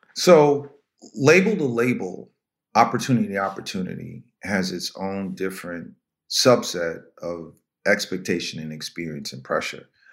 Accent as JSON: {"language": "English", "town": "Valhalla", "region": "New York", "country": "United States", "tie": "born or raised there", "also_born_or_lived": "White Plains, New York", "moved": "yes", "lives_now": "New Jersey, United States", "said": "I'm born and raised in White Plains, New York. Actually, Valhalla"}